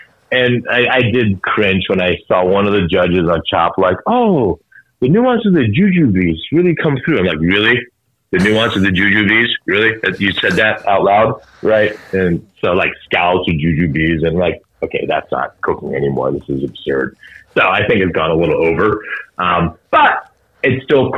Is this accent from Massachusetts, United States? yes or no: yes; Boston, Massachusetts, United States; I'm from Boston